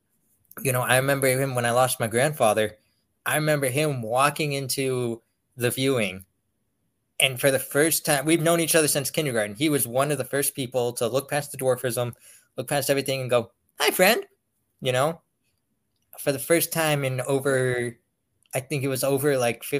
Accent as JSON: {"language": "English", "region": "Pennsylvania", "country": "United States", "said": "I'm from Pennsylvania."}